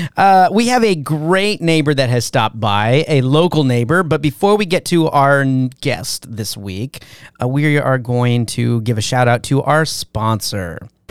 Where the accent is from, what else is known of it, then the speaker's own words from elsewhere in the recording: Valencia, California, United States; I was born in Valencia